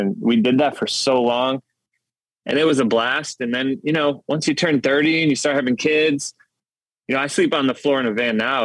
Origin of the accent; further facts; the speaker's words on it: Detroit side of Michigan, United States; moved away as an adult; also born or lived in Grand Rapids, Michigan; now in Nashville, United States; I grew up actually on the Detroit side of Michigan